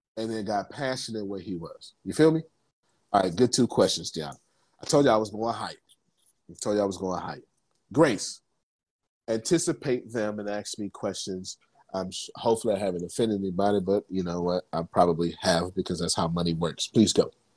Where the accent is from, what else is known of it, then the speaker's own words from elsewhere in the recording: Texas, United States; I'm from Texas